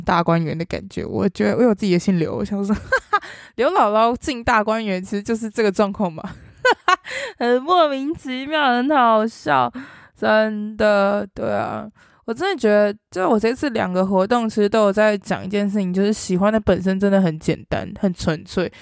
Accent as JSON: {"language": "Chinese", "country": "Taiwan", "tie": "born or raised there", "moved": "yes", "said": "去了台北，回到了我的家乡"}